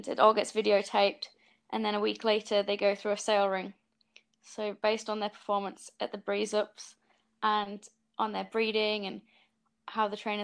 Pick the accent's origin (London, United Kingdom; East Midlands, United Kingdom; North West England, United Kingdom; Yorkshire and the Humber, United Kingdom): Yorkshire and the Humber, United Kingdom; moved away as an adult; now in New Zealand; I'm originally from Yorkshire, but for the last 5.5 years, I've been living in New Zealand